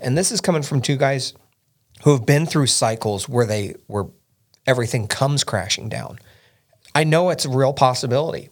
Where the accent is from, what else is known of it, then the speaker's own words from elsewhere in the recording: Indiana, United States; We're both from Indiana, born and bred